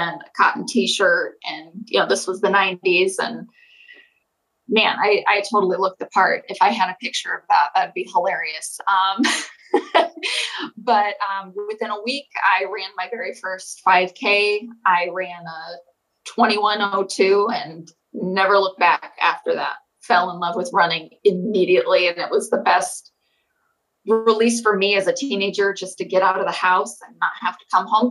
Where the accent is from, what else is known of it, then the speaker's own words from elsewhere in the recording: Holland, Michigan, United States; I grew up in Holland, Michigan, right on Lake Michigan